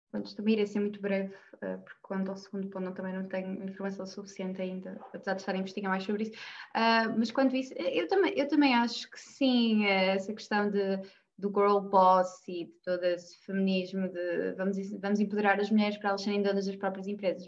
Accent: Norte, Portugal; como nortenha

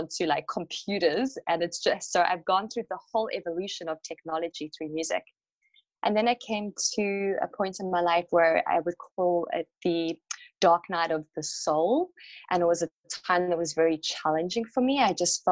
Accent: South Africa; I have been so connected with sound growing up in South Africa, in Africa

